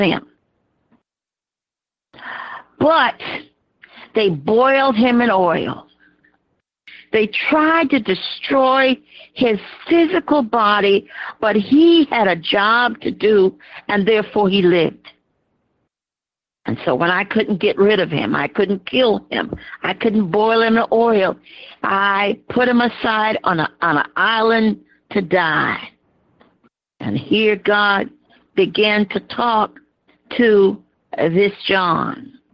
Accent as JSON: {"language": "English", "region": "Georgia", "country": "United States", "tie": "born or raised there", "said": "as a child, I grew up in the South and in Georgia"}